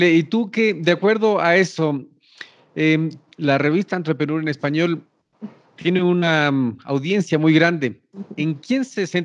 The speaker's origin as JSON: {"language": "Spanish", "country": "Ecuador", "said": "yo soy ecuatoriano chileno, chileno es mi padre y yo tengo esas, esas"}